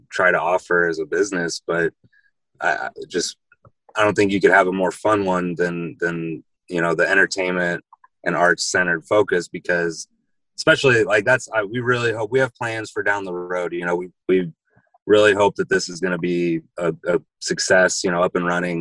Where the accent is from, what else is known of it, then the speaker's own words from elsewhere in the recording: Jacksonville, Illinois, United States; moved away; I'm from Jacksonville, Illinois, which is near Springfield, Illinois, about three three hours from here